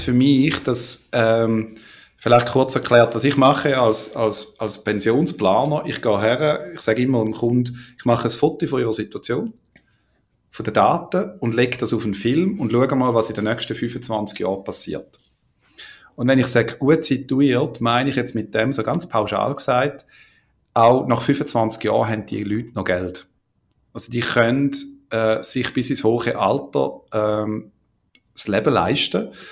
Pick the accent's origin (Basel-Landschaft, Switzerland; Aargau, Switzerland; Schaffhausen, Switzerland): Schaffhausen, Switzerland; also born or lived in Australia; bei uns in Schaffhausen